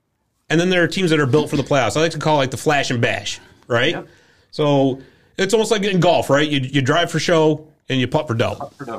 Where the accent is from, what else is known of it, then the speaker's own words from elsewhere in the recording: Mohawk, New York, United States; we grew up in Mohawk, little Mohawk, right in the middle of central New York.